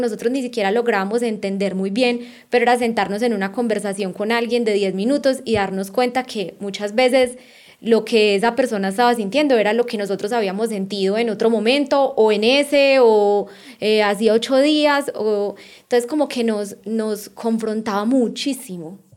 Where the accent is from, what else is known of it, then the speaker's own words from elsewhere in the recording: Colombia; moved away as an adult; also born or lived in Australia / Barcelona; somos colombianos y estamos en Rusia